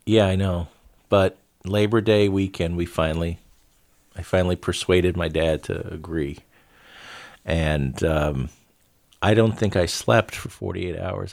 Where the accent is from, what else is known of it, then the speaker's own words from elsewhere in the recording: Florida, United States; we grew up in Florida